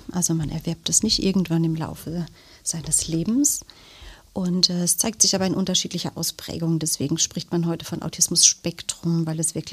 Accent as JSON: {"language": "German", "country": "Germany", "tie": "born there", "said": "Also ich bin in Deutschland geboren, aber meine Eltern sind vor vielen, vielen Jahren ausgewandert und daher der Name."}